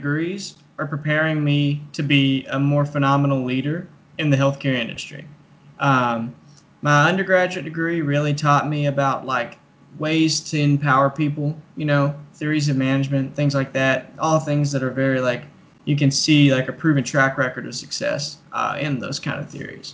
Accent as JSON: {"language": "English", "town": "Manchester", "region": "Kentucky", "country": "United States", "tie": "born or raised there", "said": "I'm from Clay County, Kentucky. So that's Manchester."}